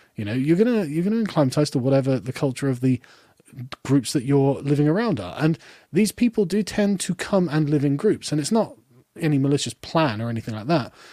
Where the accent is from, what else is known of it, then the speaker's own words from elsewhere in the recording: England, United Kingdom; also born or lived in Germany; as an Englishman